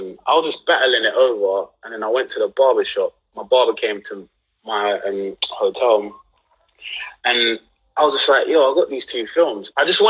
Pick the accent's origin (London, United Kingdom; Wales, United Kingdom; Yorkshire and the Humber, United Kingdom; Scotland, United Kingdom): London, United Kingdom; being from Southeast London, growing up in Peckham, which is like growing up in Peckham, being born in Peckham in 1991